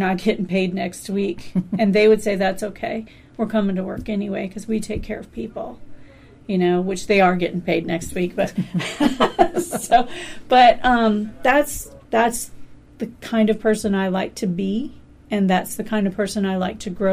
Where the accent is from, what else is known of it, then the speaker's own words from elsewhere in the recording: Tom Sawyer, Huck Finn territory, Missouri, United States; now in Alaska, United States; being from Tom Sawyer, Huck Finn territory